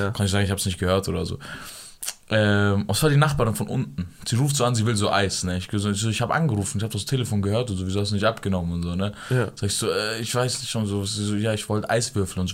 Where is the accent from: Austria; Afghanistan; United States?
Afghanistan; ich bin Afghaner